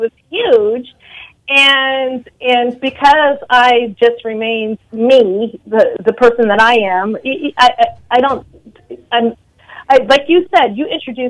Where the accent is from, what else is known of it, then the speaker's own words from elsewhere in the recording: Washington metropolitan area, United States; now in New York City, United States; Although I'm originally from the Washington metropolitan area, I reside in New York City now.